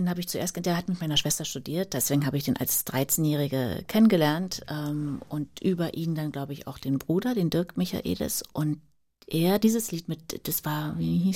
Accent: Germany; moved away as an adult; Mit 19 bin ich ja dann äh, noch aus der DDR geflohen, so kurz vor Mauerfall.

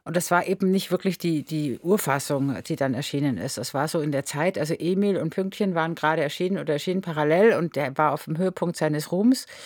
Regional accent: Munich, Bavaria, Germany; born or raised there

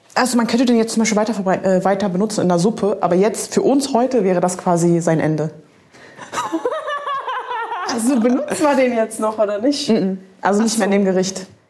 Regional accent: Germany; wir sind ja beide in Deutschland irgendwie aufgewachsen

